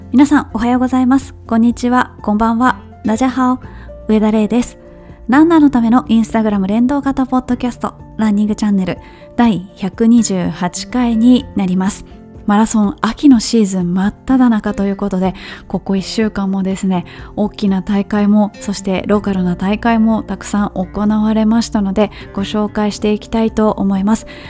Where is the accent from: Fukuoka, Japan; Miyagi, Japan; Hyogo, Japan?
Hyogo, Japan; Kobe; 関西人そして神戸の出身